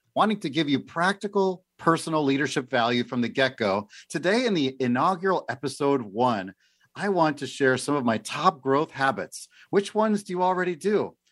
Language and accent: English; Oak Forest, Illinois, United States; moved away as an adult; also born or lived in Pensacola, Florida / Simi Valley, California; now in Tri-Cities, Washington, United States; I grew up in Chicago, a suburb of Chicago, a little town called Oak Forest